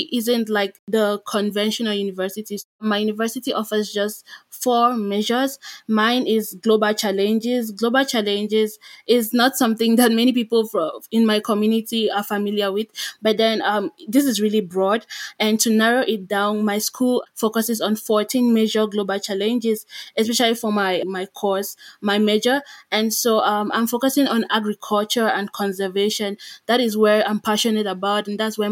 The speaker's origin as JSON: {"language": "English", "country": "Cameroon", "moved": "as an adult", "lives_now": "Rwanda", "said": "Cameroon is my home country."}